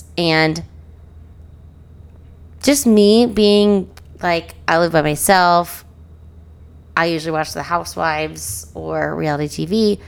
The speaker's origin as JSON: {"language": "English", "town": "Springfield", "country": "United States", "tie": "born or raised there", "said": "I grew up in Springfield. We don't have proper English."}